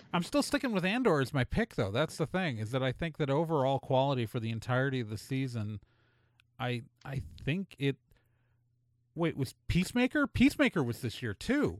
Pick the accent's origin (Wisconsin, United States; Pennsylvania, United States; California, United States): Wisconsin, United States; Milwaukee; as a kid growing up in Milwaukee